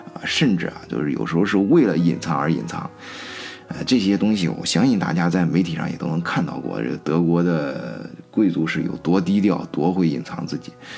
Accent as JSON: {"language": "Chinese", "country": "China", "said": "咱中国人"}